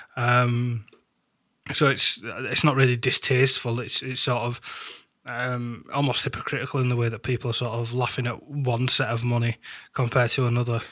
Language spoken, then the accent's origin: English; United Kingdom; being British